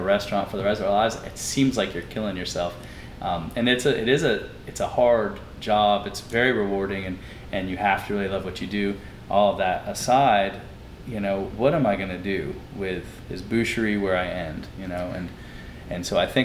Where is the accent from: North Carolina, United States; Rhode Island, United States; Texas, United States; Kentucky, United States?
North Carolina, United States; moved away as an adult; now in New Orleans, United States; I'm originally from North Carolina